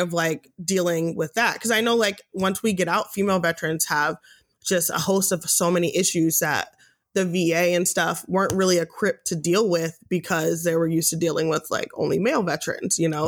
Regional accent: United States; I'm American. I live in America

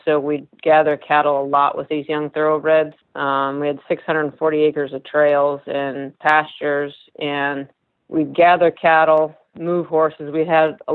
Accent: Illinois, United States; moved away; also born or lived in California; I actually am a Midwest girl. I grew up in Illinois

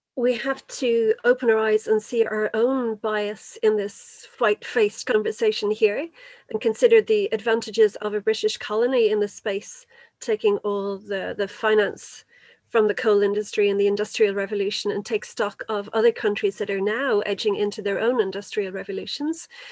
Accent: Kildare, Leinster, Ireland; I'm actually from Kildare

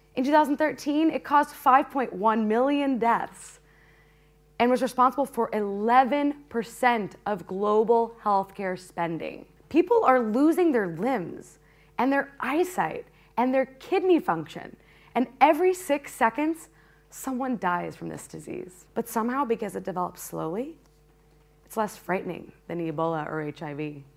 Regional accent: Peoria, Illinois, United States; When I was a kid growing up in Peoria

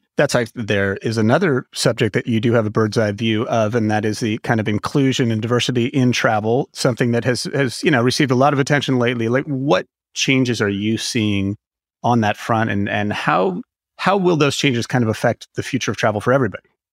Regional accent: California, United States; I am a Californian at heart

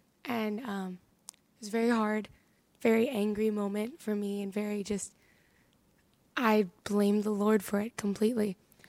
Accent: Harrisburg, Pennsylvania, United States; So I'm 19. I'm from Harrisburg, Pennsylvania.

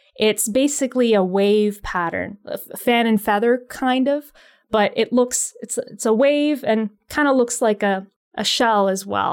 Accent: Pickering, Ontario, Canada; now in Ottawa, Canada; Ottawa is my adopted city. I, uh, I'm from Pickering originally, so the Toronto area.

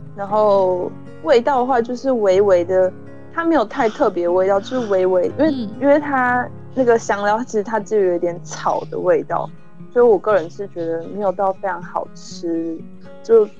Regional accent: Hualien, Hualien County, Taiwan; moved away as an adult; now in Netherlands; 我自己是也算是个乡间小孩，那我是花莲人

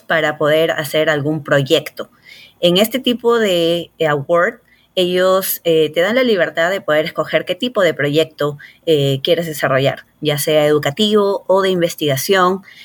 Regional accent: Lima, Peru; moved away as an adult; also born or lived in Rochester, New York / Houston; now in Los Angeles, United States; yo soy peruana, me crié, nací y me crié en Lima

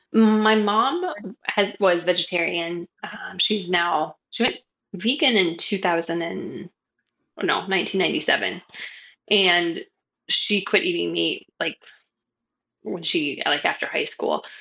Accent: New Mexico, United States; also born or lived in San Francisco Bay Area, California / Arizona; now in Hawaii, United States; I grew up in New Mexico

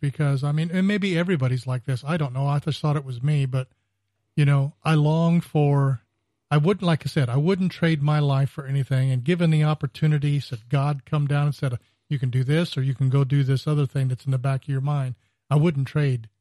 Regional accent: California, United States; moved away; I grew up in California

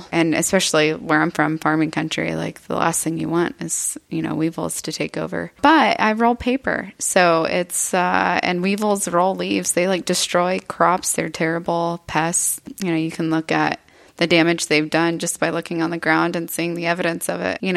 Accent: Eagle Lake, Texas, United States; I'm born and raised here in Texas. Mm-hmm. Uh, I grew up in Eagle Lake, Texas, which is a hunting and farming community.

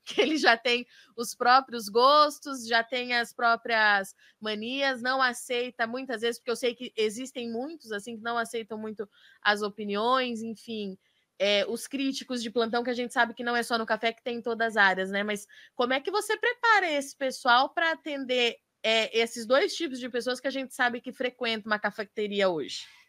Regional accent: Jundiaí, São Paulo, Brazil; now in Campinas, Brazil; Eu nasci, sou nascida em São Paulo, em Jundiaí

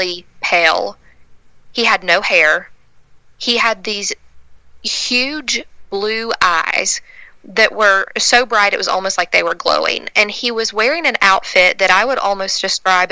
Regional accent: West Virginia, United States; growing up in West Virginia

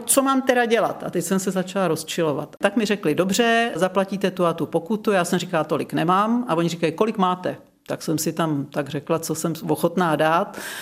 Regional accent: Czechia; now in Lázně Bělohrad, Czech Republic; Já jsem vyrostla na Šumavě

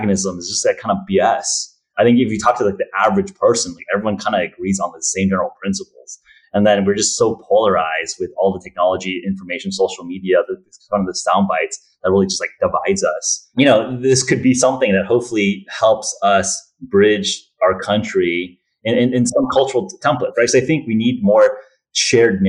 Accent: United States

